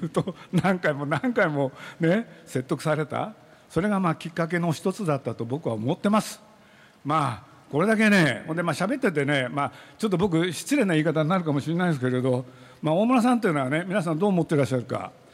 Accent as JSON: {"language": "Japanese", "town": "Nagoya", "region": "Aichi", "country": "Japan", "tie": "born or raised there", "moved": "yes", "lives_now": "Tokyo, Japan", "said": "僕は愛知県そして名古屋の出身でございます"}